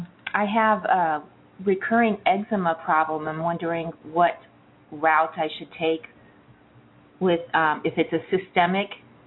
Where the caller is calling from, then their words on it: Los Angeles, California, United States; calling from Los Angeles.